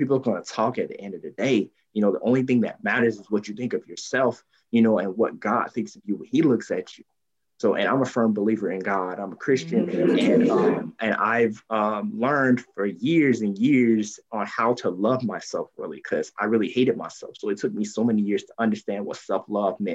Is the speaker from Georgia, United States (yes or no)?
yes; Columbus, Georgia, United States; also born or lived in Washington, D.C.; I'm born and raised in Columbus, Georgia. I'm still in the area right now